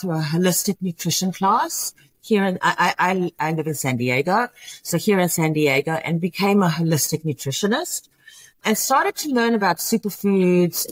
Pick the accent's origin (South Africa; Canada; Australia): South Africa; Johannesburg, Gauteng; moved away as an adult; also born or lived in Houston, United States; now in United States; I am originally from Johannesburg, South Africa, and came to America. I was 22 years old.